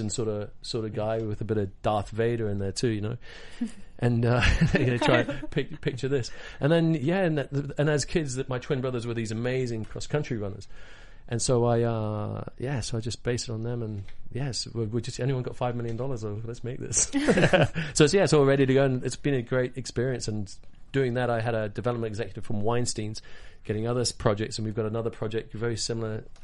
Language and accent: English; Hong Kong; moved away; I grew up in Hong Kong as a kid, so I speak Cantonese